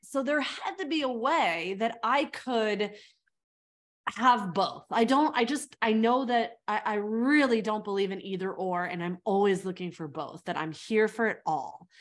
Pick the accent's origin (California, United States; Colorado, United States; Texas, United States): California, United States; moved away as an adult; also born or lived in South Africa; now in New York, United States; I grew up in California